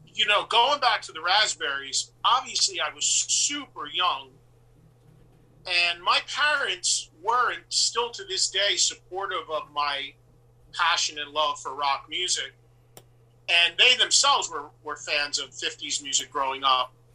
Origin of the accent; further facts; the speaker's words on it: West Orange, New Jersey, United States; a few towns over from where I grew up in West Orange, New Jersey